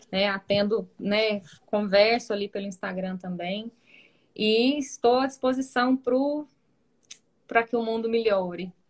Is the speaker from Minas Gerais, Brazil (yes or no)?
no; Rio Verde, Goiás, Brazil; Ela era da nossa, né, da nossa infância e adolescência em Rio Verde.